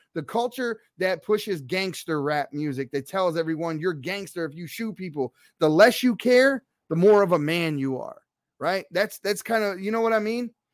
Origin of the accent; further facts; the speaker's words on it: Baltimore, Maryland, United States; I'm from Baltimore City